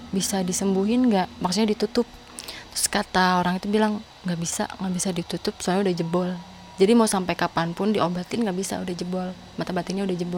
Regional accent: Sumedang, West Java, Indonesia; dibawa ke Sumedang karena aku kan orang Sumedang asli dibawa ke Sumedang ke leluhur

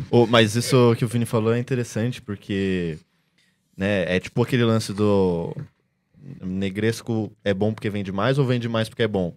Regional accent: Brazil; first language Portuguese; como eu sou brasileiro

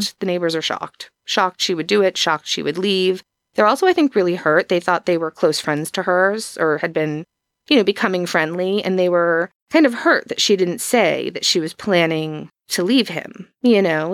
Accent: East Coast, United States; I'm from the East Coast

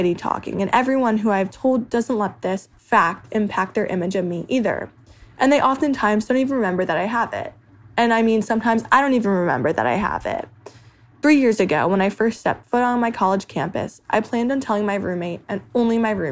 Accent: New Jersey, United States; moved away as an adult; now in Pittsburgh, United States; I'm from New Jersey and I'm 21 years old

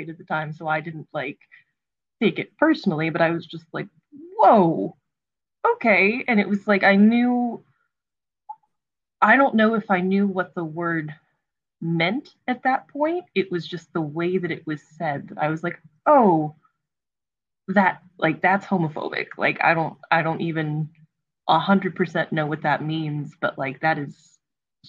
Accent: Frederick County, Maryland, United States; now in Montgomery County, Maryland, United States; I grew up in Frederick County, Maryland, and I'm currently in Montgomery County, Maryland

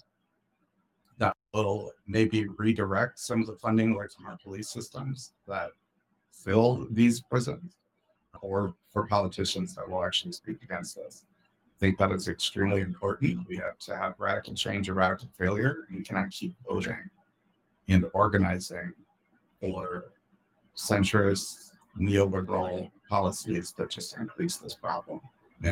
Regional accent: Ohio, United States; my home state of Ohio

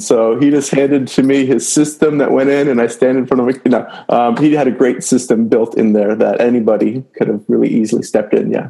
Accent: Canada; now in New Jersey, United States; I'm actually from Canada, and so that's even deeper to my bones. So you may hear me say out and about at some point during this talk.

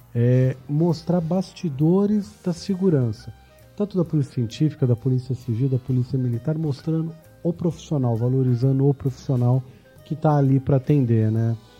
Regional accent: São Paulo, Brazil; paulistano nato aqui

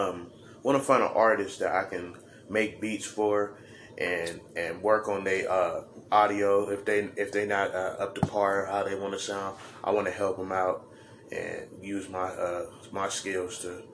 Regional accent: California, United States; I'm from California

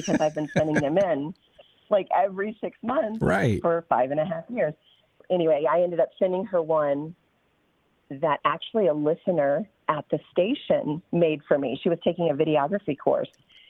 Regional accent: Okinawa, Japan; I grew up in Okinawa, Japan. So I was used to the Oriental sort of, feel.

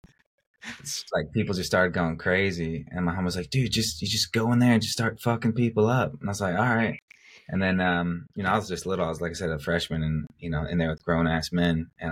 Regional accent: Louisville, Colorado, United States; a little kid growing up in Louisville, Colorado

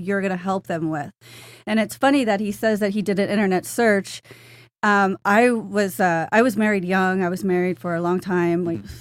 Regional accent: South Florida, United States; moved away as an adult; I'm from South Florida. I lived here 30-something years and moved up north for a job

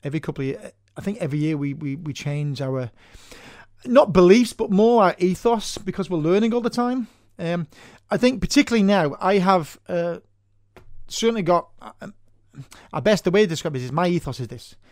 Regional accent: Manchester, North West England, United Kingdom; moved away as an adult; now in Ireland; I'm originally from Manchester in Northern England, and I moved over here 20 years ago

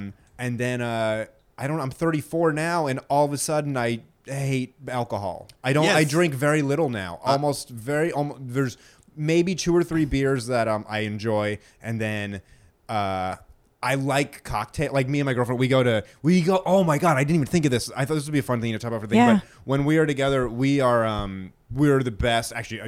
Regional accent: New Hampshire, United States; moved away; also born or lived in Georgia; I was just going to say, I grew up in New Hampshire and moved to Georgia. And when I moved down to Georgia, we had SoCo, which I always hated.

